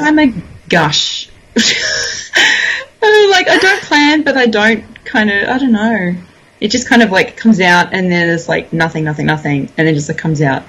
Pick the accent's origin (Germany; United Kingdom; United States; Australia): Australia; Toowoomba, Queensland; moved away; I grew up in Toowoomba.